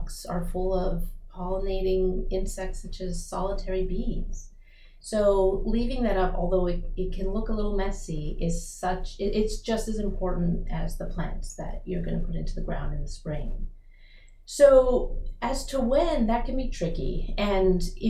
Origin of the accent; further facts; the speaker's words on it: Rockville, Maryland, United States; also born or lived in Baton Rouge; I'm from Maryland, I'm from Rockville